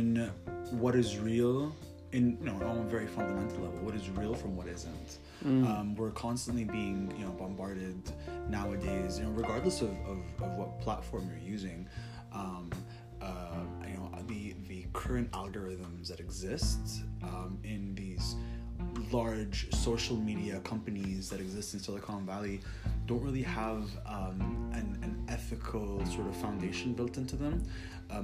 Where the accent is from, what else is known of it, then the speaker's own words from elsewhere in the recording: Kuwait; moved away as an adult; also born or lived in Syracuse, New York, United States; now in Los Angeles, United States; I'm an international graduate student. I'm from Kuwait. I spent the last 4 years here in the States